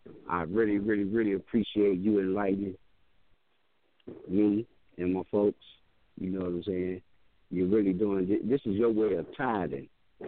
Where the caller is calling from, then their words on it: Cleveland, Ohio, United States; I'm calling from Cleveland.